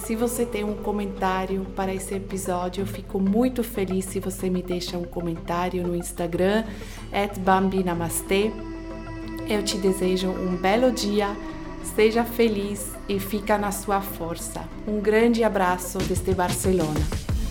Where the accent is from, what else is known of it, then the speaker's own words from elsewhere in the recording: Switzerland; Portuguese is a second language; now in Brazil; No meu país, onde eu nasci, na Suíça